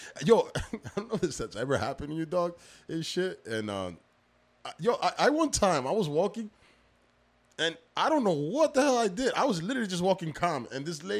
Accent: Union City, New Jersey, United States; now in Weehawken, United States; I grew up in Union City

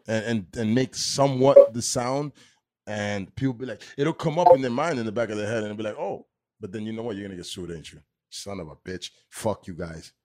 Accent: Union City, New Jersey, United States; now in Weehawken, United States; I'm from Union City. I, I live in Weehawken, but I grew up in Union City

